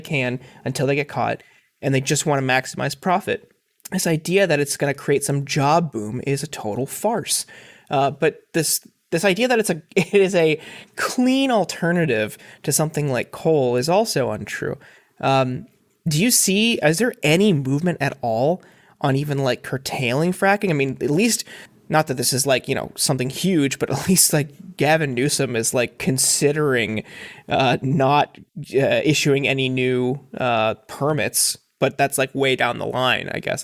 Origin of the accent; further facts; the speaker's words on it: Northeast Ohio, United States; I grew up in Northeast Ohio um, and was there for the fracking boom